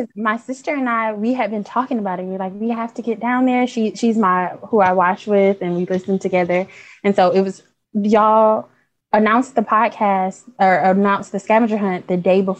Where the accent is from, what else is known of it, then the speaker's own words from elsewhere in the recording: Detroit, Michigan, United States; Hi, I'm from Detroit, Michigan.